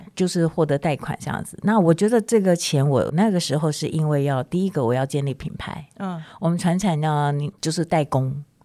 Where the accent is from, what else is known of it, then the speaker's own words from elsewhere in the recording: Hualien County, Taiwan; moved away; 当我回家乡的时候，我是重新认识我的家乡